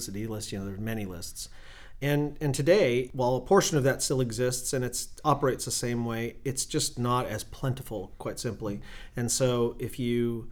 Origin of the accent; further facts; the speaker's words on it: Newhall, California, United States; I grew up and was raised in Newhall